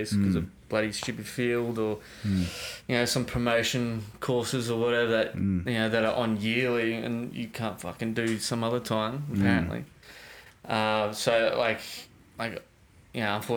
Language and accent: English; Australia; being Australian